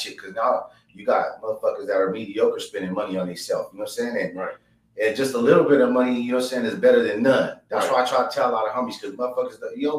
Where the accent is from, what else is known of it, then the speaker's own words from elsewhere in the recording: Yuma, Arizona, United States; I was born in Yuma, Arizona, fam, you know what I'm saying, a little border town